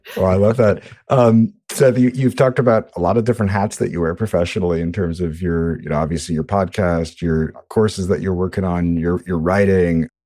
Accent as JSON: {"language": "English", "town": "New York City", "region": "New York", "country": "United States", "tie": "born or raised there", "said": "I grew up in Brooklyn, New York"}